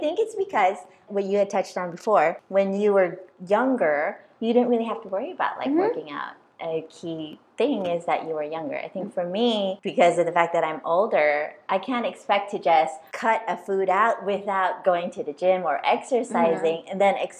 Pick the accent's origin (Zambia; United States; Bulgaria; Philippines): Philippines; as a Filipino lady, I'm like eating rice every freaking day.